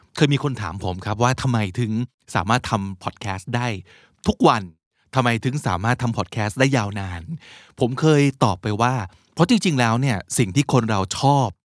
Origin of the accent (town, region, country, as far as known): Thailand; accent: Thai; also born or lived in United States